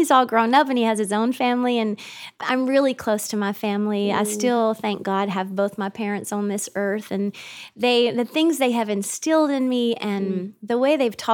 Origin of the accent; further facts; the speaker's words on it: North Georgia, United States; now in Nashville, United States; I grew up in North Georgia with two very hardworking blue-collar parents